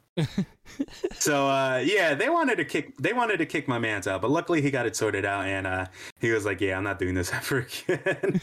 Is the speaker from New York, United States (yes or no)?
yes; New York, United States; I grew up in New York